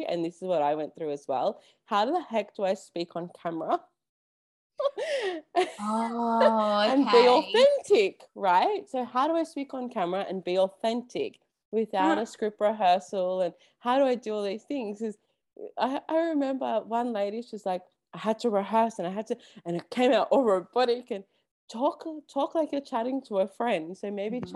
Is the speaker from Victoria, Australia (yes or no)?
yes; Melbourne, Victoria, Australia; I'm from Melbourne.